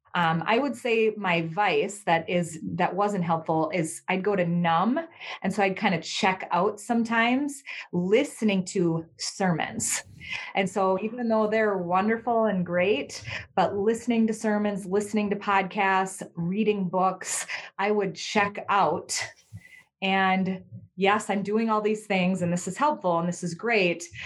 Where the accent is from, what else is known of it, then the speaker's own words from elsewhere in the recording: Minnesota, United States; I'm from Minnesota in the United States.